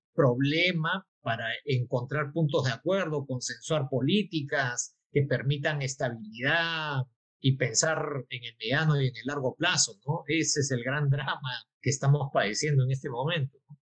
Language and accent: Spanish; Peru